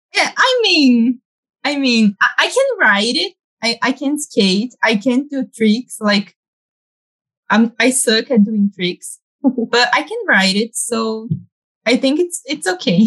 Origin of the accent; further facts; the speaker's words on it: Campinas, São Paulo, Brazil; born and raised in Campinas